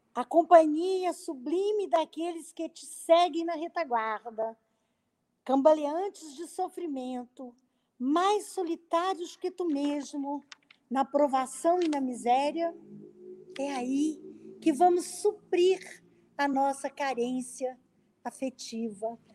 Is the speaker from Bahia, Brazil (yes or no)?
no; interior of Minas Gerais, Brazil; Eu sou do interior de Minas